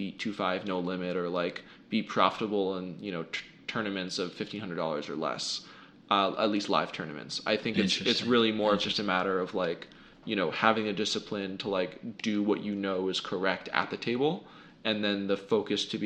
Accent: United States; I was born in the United States in 1993

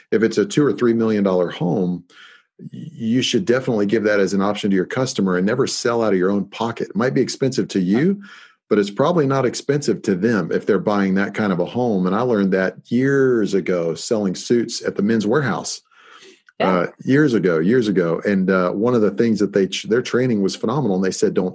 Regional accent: Virginia, United States; in Virginia, it's like we discussed, that's my home state as well.

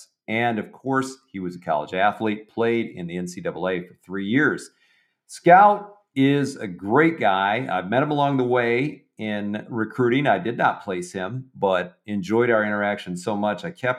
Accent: Michigan, United States; I grew up in Michigan

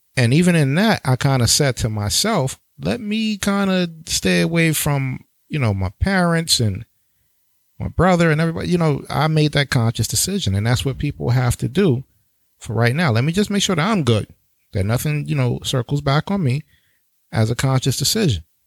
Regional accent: New York City, New York, United States; New York, my hometown, New York City, Brooklyn all day

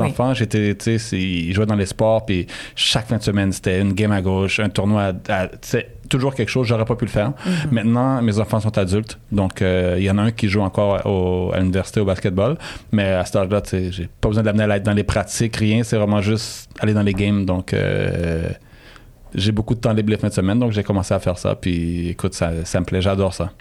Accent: Montreal, Quebec, Canada; j'ai grandi euh, à Saint-Michel euh, jusqu'à l'âge de 22 ans

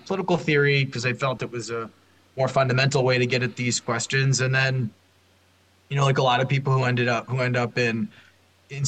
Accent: Minneapolis, Minnesota, United States; I grew up in an affluent suburb of Minneapolis

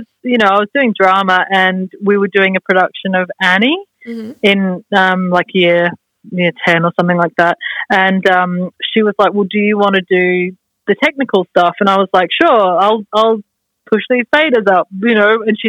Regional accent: Australia; moved away as an adult; now in London, United Kingdom; Like I moved to London from Australia when I was 19. I'd just finished uni studying sound, and I went there with a bunch of friends

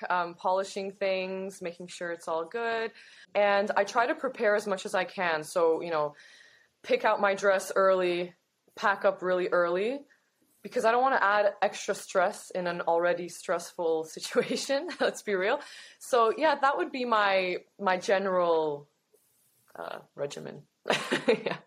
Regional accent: Toronto, Ontario, Canada; I'm from Toronto, born and raised.

